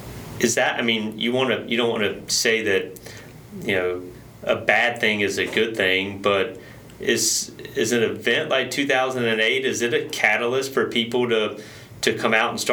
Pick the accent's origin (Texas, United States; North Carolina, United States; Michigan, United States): North Carolina, United States; Eastern; I grew up in Eastern North Carolina